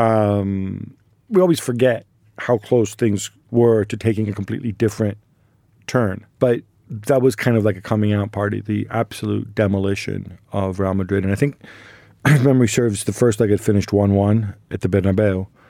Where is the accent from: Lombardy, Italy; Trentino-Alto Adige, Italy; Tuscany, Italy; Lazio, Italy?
Lombardy, Italy; Milan; when we're from Milan